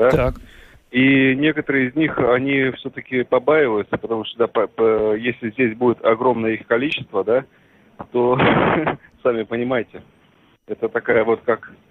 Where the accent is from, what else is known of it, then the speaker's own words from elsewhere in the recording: Ukraine; now in Russia; Я приехал с Украины в 64 году и живу.